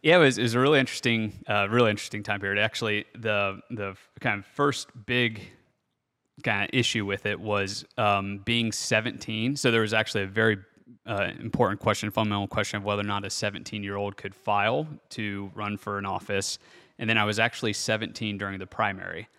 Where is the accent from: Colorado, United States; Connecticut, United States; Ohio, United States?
Ohio, United States; Bellefontaine; I'm from Belle Fountain, Ohio, which is northwest of Columbus, about forty-five minutes, pretty small community, so city population of, you know, fourteen thousand people, and actually grew up out in the country